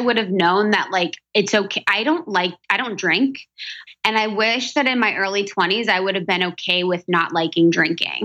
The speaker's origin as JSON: {"language": "English", "town": "Cincinnati", "region": "Ohio", "country": "United States", "also_born_or_lived": "Chicago / New York", "moved": "yes", "lives_now": "Los Angeles, United States", "said": "I'm from Ohio, from Cincinnati"}